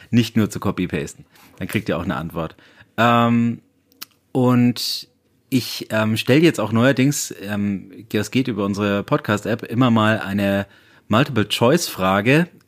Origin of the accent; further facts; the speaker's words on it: Bayreuth, Bavaria, Germany; Bayreuth represent ja. meine Heimat